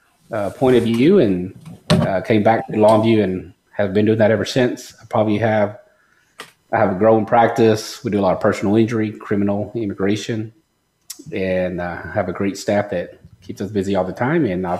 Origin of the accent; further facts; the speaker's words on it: Mexico; now in United States; So what happened is around the time period I came from Mexico, there was a lawsuit.